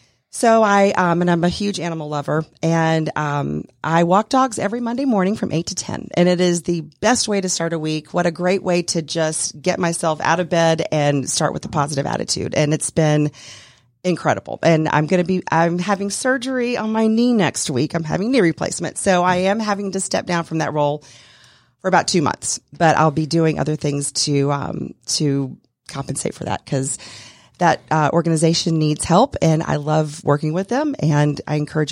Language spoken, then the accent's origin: English; Greer, South Carolina, United States; moved away as an adult; now in Atlanta, United States; My dad was in the military, so we traveled all around when I was growing up. We grew up primarily in Greer, South Carolina. I moved to Atlanta in 1999 to get married